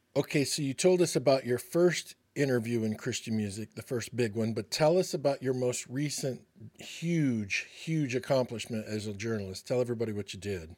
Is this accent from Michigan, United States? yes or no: yes; Michigan, United States; growing up in Michigan